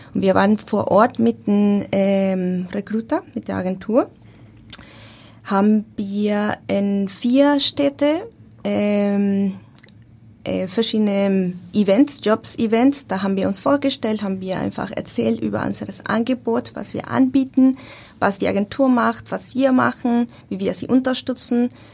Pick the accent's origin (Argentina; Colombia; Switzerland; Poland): Colombia; Bogotá; German is a second language; moved away as an adult; also born or lived in Austria / Germany; now in Hamburg, Germany; Ich komme ursprünglich aus Bogotá, Kolumbien